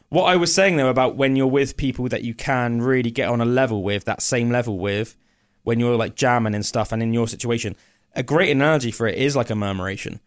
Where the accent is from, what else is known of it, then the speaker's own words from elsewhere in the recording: England, United Kingdom; as an Englishman